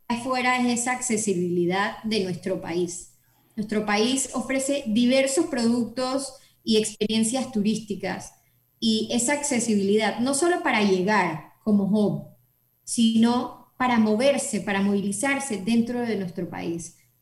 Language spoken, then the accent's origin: Spanish; Panama; nuestro país